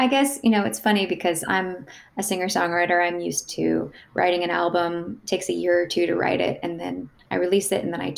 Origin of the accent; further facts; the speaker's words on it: Louisville, Kentucky, United States; moved away as an adult; also born or lived in New York / Nashville; now in Chapel Hill, United States; So I grew up in Louisville. I went to high school in Louisville, Kentucky